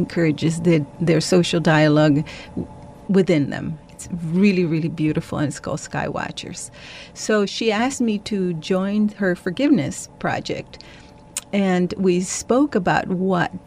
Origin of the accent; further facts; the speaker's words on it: El Salvador; moved away as an adult; I was born and raised in El Salvador, and I came to live here precisely because of the war